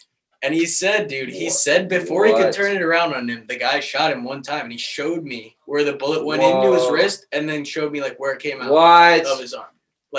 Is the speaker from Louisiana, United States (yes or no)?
no; Baltimore, Maryland, United States; moved away; I was from Baltimore